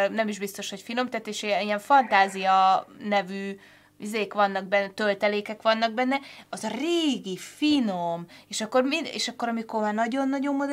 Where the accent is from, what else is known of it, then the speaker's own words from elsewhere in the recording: Vác, Pest, Hungary; Én ugye Váci vagyok, és naszáj tej volt mindig.